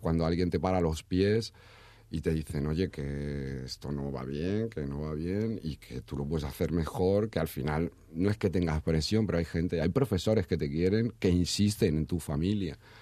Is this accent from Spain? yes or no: yes; Madrid, Community of Madrid, Spain; moved away as an adult; also born or lived in Badajoz; yo soy de Madrid yo me fui a estudiar a Badajoz vivía en Badajoz